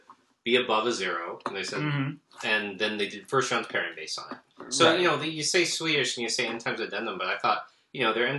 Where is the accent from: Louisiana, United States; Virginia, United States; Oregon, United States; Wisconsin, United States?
Oregon, United States; moved away as an adult; also born or lived in East Coast, United States; now in Seattle, United States; I grew up in Oregon, and I lived there until I was 22.